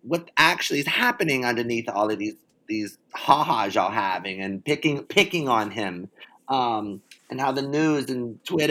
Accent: the South, United States; I'm from the South

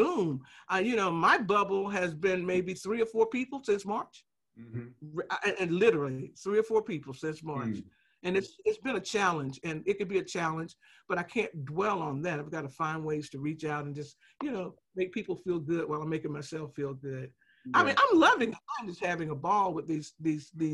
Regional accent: the South, United States; We're from the South, so that's a Southern word

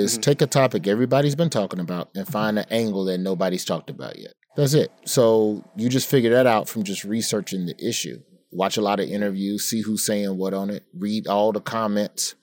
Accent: United States

